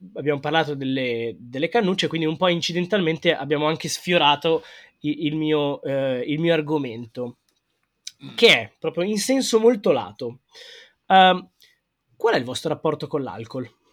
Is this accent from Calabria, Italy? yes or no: no; Milan, Lombardy, Italy; Io sono proprio milanese